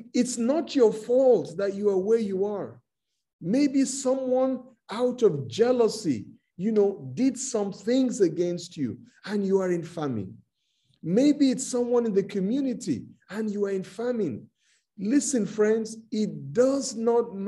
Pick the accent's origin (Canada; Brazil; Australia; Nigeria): Nigeria; I'm from Nigeria, I'm a Nigerian.